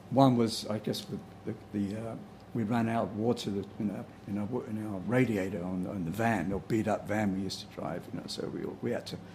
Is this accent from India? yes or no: no; Bromley, London, United Kingdom; now in San Rafael, United States; Uh, in South London, Bromley, okay. in the county of Kent.